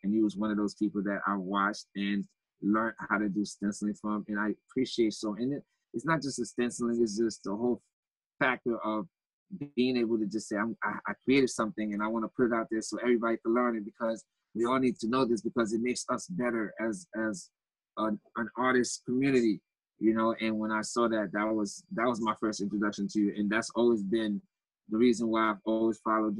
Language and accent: English; Haiti; born there; Oh, I was born in Haiti.